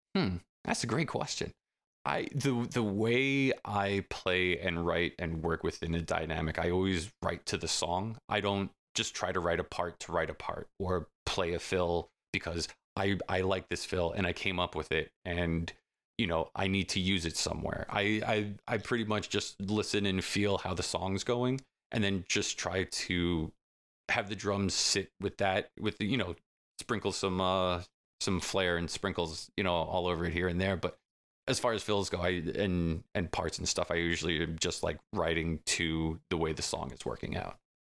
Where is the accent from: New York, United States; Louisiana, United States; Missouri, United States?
New York, United States; Selden; we live in the same town down the block from each other. That's where we grew up in Selden